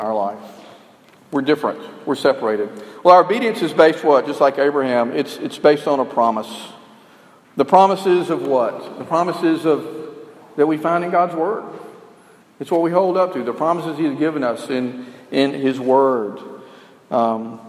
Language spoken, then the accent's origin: English; Alabama, United States; we were educated in the South and I don't think our maps really went that far in Alabama